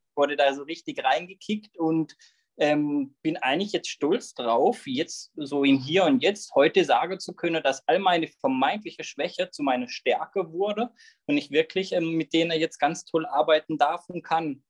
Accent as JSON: {"language": "German", "town": "Löffingen", "region": "Baden-Württemberg", "country": "Germany", "tie": "born or raised there", "said": "Genauer gesagt komme ich aus Löffingen, bin dort ähm, aufgewachsen, lebe dort immer noch"}